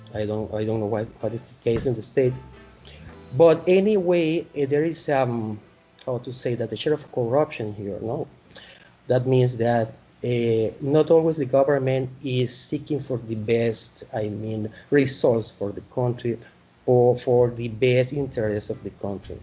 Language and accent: English; Panama; English is a second language; from Panama